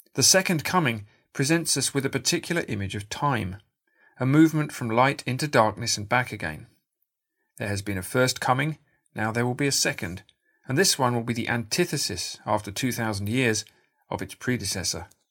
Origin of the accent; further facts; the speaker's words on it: United Kingdom; In my home country, Britain